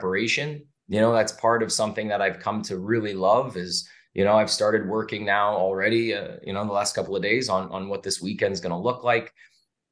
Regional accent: Canada; now in Las Vegas, United States; I'm from Canada originally, and I speak French.

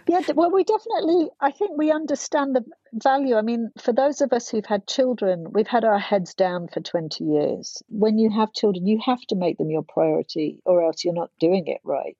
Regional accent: London, United Kingdom; growing up in Hackney, where it wasn't very safe in the 80s

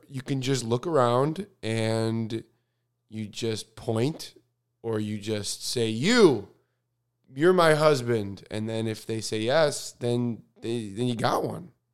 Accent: Chicago, Illinois, United States; moved away; I'm going back to my hometown of Chicago

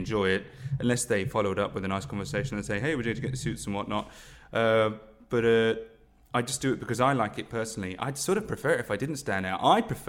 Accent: Guildford, South East England, United Kingdom; I grew up in the home counties in Leafy Guildford.

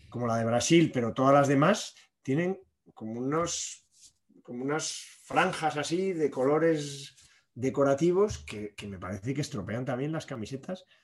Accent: Spain; Somos muy español, es muy español eso de camiseta, pero luego el pantalón cada uno.

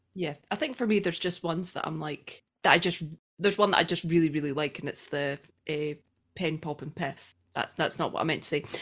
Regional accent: Scotland, United Kingdom; I'm Scottish

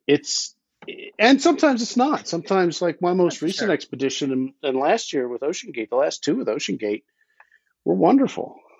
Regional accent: Philadelphia, Pennsylvania, United States; moved away as an adult; now in Idaho, United States; I grew up in Philadelphia, and I, I emigrated from there a few years ago to Idaho, where my wife imported me

